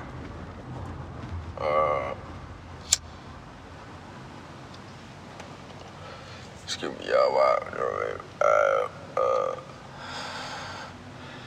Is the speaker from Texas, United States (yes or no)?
yes; Houston, Texas, United States; I'm from Houston